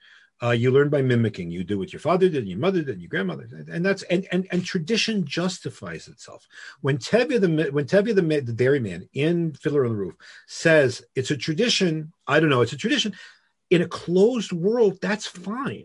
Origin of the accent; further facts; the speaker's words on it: Boston, Massachusetts, United States; moved away as an adult; now in Israel; I grew up in Boston, conservative congregation